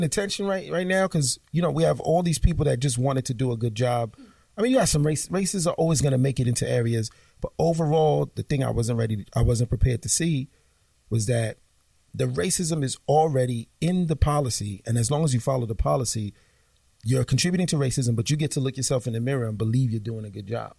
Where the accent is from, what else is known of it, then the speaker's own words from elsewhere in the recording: New York City, New York, United States; growing up in Flatbush, Brooklyn in the 90s